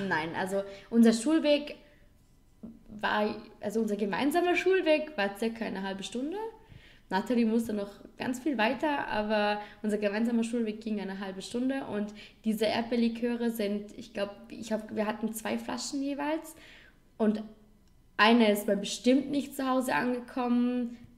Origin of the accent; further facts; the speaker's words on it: Vorarlberg, Austria; ein Ort bei uns in Vorarlberg